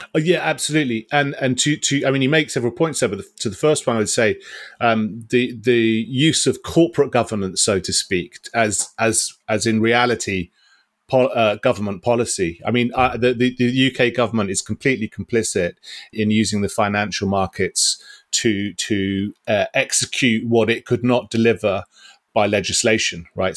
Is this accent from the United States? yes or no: no; United Kingdom